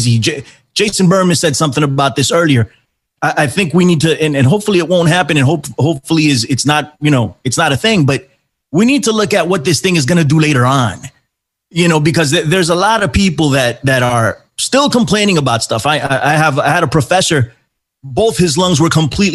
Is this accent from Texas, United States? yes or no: no; New York City, New York, United States; I'm from New York, too. I'm in the Bronx.